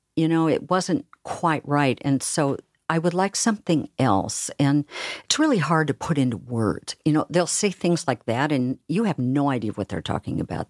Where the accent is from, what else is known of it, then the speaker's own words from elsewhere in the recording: Oregon, United States; now in Seattle, United States; I'm from Oregon, where we talk really slowly.